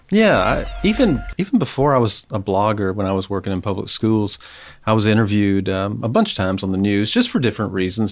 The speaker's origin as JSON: {"language": "English", "town": "Mobile", "region": "Alabama", "country": "United States", "also_born_or_lived": "Gainesville, Florida", "moved": "as an adult", "lives_now": "Knoxville, United States", "said": "I'm from Mobile, Alabama, Gulf oh. Coast."}